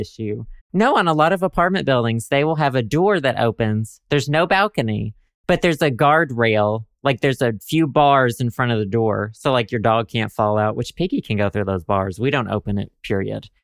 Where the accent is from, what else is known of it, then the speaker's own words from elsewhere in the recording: Arkansas, United States; I'm from Arkansas